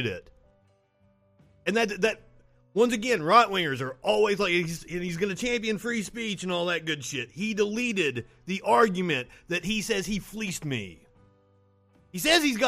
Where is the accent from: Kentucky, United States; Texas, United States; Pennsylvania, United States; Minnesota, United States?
Kentucky, United States; moved away as an adult; also born or lived in Tennessee; now in Alabama, United States; I'm from Kentucky, went to college in Tennessee. I'm living in Alabama right now.